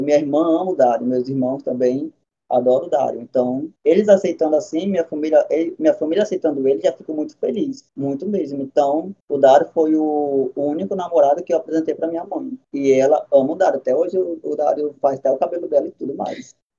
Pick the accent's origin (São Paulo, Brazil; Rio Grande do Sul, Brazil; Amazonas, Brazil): Amazonas, Brazil; Iranduba; eu não sou manauara, eu sou irambubense